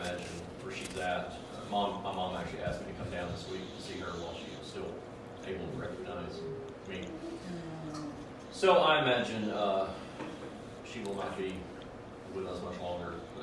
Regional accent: Mississippi, United States; moved away; we're from Mississippi

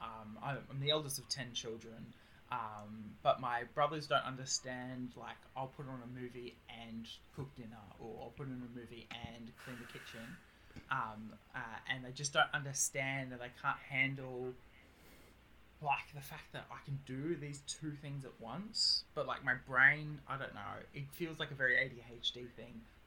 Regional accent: Australia; accent: Australian; I am Australian, as you probably can hear by my accent

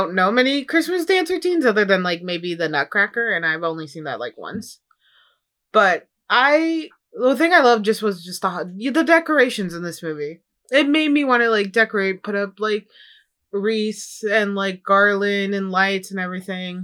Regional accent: Midwest, United States; Growing up in the Midwest, I know snowstorms

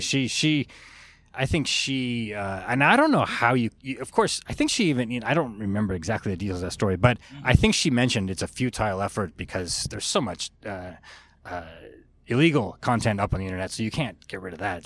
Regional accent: California, United States; moved away as an adult; now in Japan; growing up in California, I was a big sports fan.

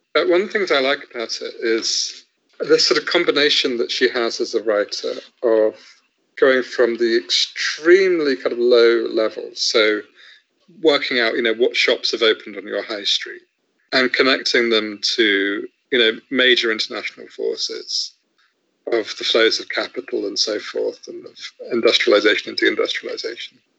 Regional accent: Southampton, South East England, United Kingdom; I grew up in Southampton

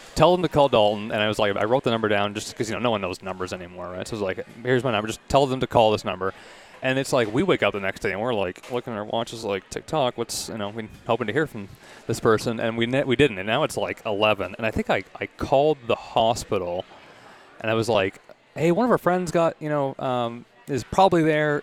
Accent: Toronto, Ontario, Canada; also born or lived in Kingston, Ontario / Indianapolis, Indiana; grew up here, so my parents' place

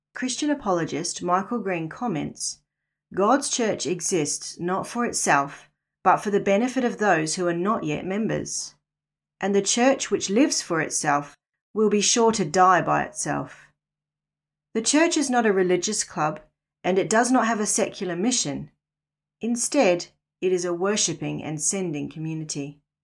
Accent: New Zealand; moved away as an adult; also born or lived in Northern Rivers, Australia; now in Australia; was born and raised in New Zealand, the land of the long white cloud

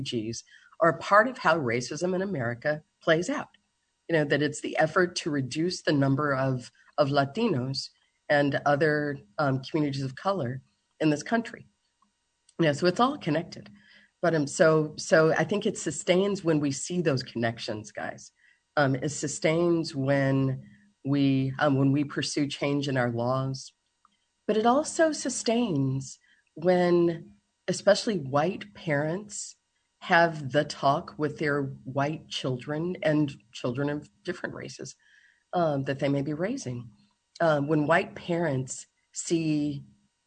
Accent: Kentucky, United States; when I was in middle school in Kentucky. I grew up in Kentucky

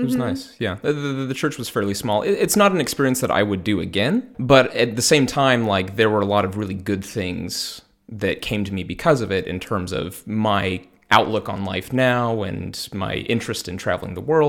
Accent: Salt Lake City, Utah, United States; moved away as an adult; now in Freiburg, Delaware, United States; I'm originally from the Sacramento area of California, but I grew up in Salt Lake City, Utah.

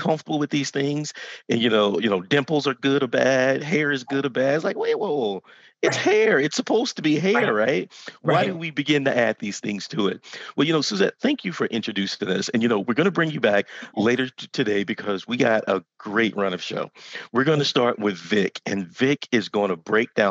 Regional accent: Texas, United States; I grew up in Texas.

